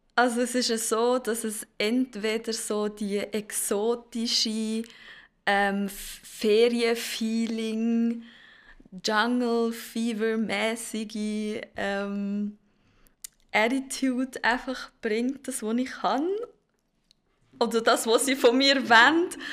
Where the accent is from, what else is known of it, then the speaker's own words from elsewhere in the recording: Zurich, Switzerland; Ich bin geboren und aufgewachsen in Zürich